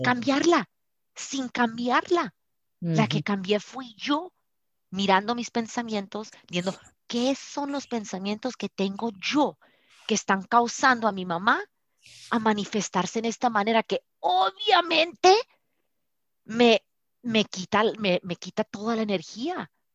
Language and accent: Spanish; Colombia; also born or lived in Colorado, United States; now in United States; De Colombia